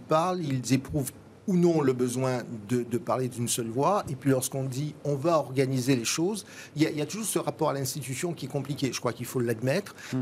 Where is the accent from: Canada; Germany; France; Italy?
France; chez nous, en France